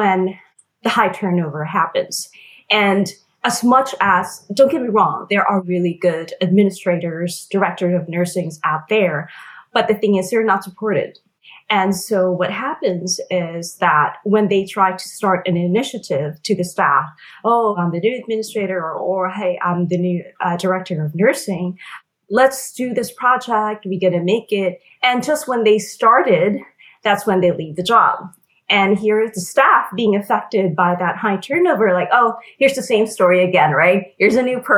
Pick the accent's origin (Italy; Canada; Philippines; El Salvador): Philippines; moved away as an adult; now in United States; I was born and raised in the Philippines, and my family and I emigrated here in the U.S. when I was 18.